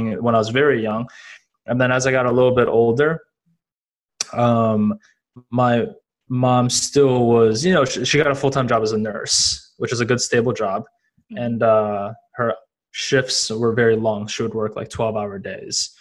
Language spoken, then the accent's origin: English; Madison, Wisconsin, United States; I grew up in Wisconsin. I was born in Madison, Wisconsin